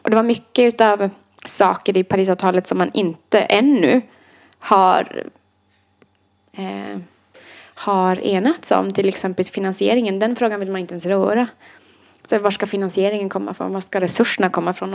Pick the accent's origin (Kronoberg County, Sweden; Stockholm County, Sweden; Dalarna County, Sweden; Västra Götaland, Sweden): Dalarna County, Sweden; Idre; moved away; nu ska jag hem till Idre i två veckor